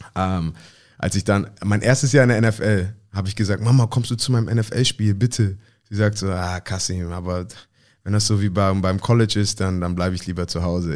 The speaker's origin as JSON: {"language": "German", "region": "Hamburg", "country": "Germany", "tie": "born or raised there", "moved": "yes", "said": "ich bin Hamburger Jung"}